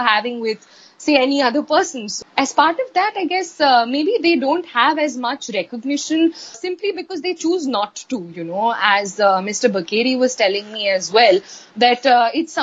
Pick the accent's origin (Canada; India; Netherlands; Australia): India; Ahmedabad, Gujarat; moved away; I'm born and brought up in Ahmedabad